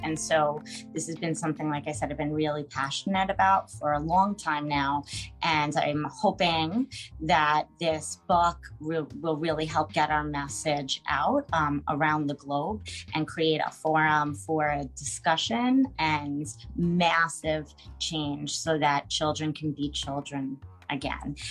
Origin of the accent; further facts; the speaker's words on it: United States; from the United States, living in New York